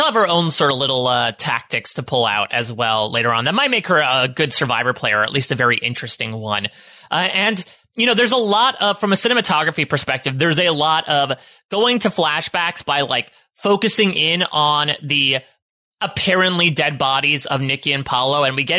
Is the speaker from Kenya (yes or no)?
no; Canada; I'm Canadian, so I don't even know what a Wisconsin is.